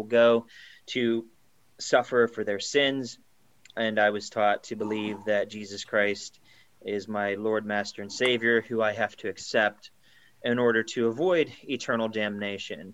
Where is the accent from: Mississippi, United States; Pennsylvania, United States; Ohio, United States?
Pennsylvania, United States; I am from Pennsylvania, the state of Pennsylvania in the United States of America